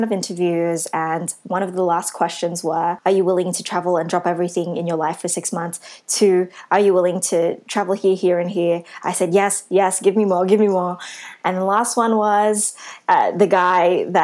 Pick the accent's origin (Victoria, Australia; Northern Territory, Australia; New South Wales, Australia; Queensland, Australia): New South Wales, Australia; Sydney; being a Filipino, Asian, Australian woman from Western Sydney.